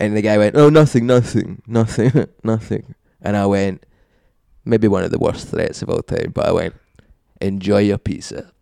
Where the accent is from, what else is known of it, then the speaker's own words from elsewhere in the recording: Glasgow, Scotland, United Kingdom; I've been brought up as a Scottish person